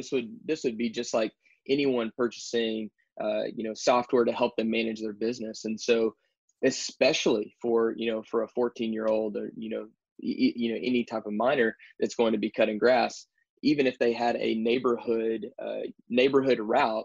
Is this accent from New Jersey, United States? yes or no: no; Texas, United States; moved away as an adult; now in Baton Rouge, United States; I'm originally from Texas